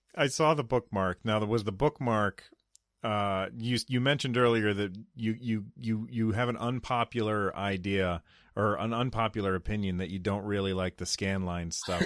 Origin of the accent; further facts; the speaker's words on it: United States; I'm an American